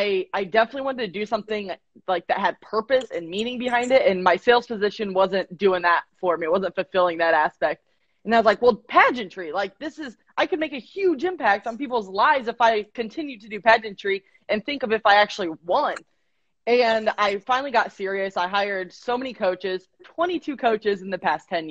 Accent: Iowa, United States; moved away as an adult; now in Missouri, United States; I'm originally from Iowa, moved to Missouri after college

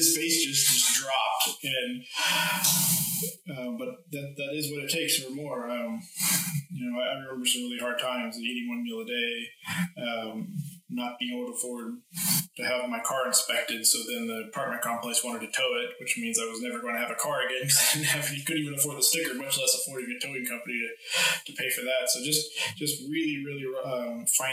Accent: United States; moved away; I'm originally from the States

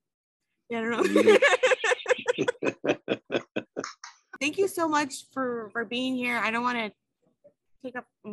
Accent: San Antonio, Texas, United States; I was born here in San Antonio

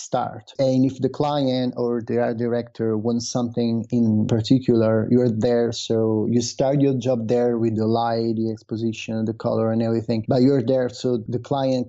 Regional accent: Rome, Lazio, Italy; moved away as an adult; now in Milan, Italy; I'm originally from Rome

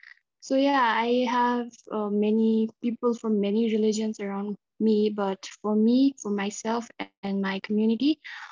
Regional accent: India; I'm 17 years old and I'm from India.

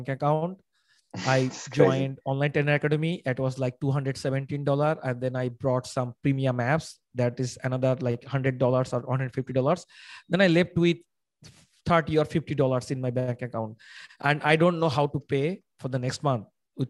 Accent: Bangladesh; I am from Bangladesh.

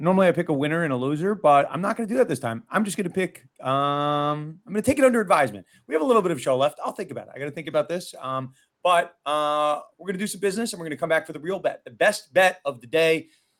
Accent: New York City, New York, United States; my hometown of New York City

